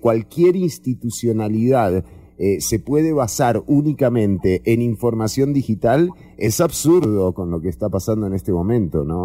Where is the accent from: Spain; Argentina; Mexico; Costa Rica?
Costa Rica; como sociedad costarricense